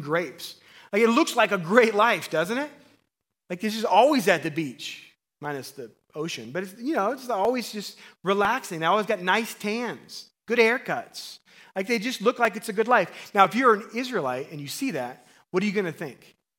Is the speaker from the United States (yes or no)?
yes; Missouri, United States; I grew up in Missouri